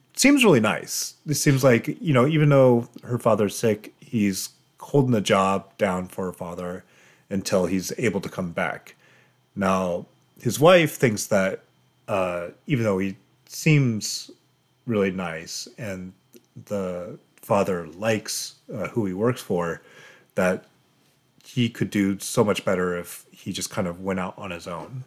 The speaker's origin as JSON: {"language": "English", "region": "Colorado", "country": "United States", "also_born_or_lived": "Japan / Seattle", "moved": "yes", "said": "I'm originally from Colorado, which is like bone dry."}